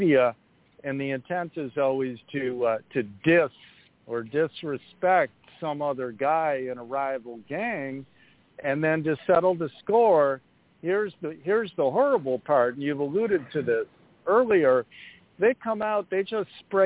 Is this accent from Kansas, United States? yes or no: no; Chicago, Illinois, United States; my hometown of Chicago